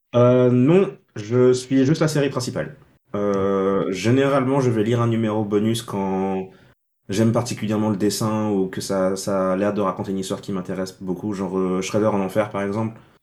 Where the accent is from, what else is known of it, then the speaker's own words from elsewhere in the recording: Senegal; moved away as an adult; now in Montpellier, France; je suis né au Sénégal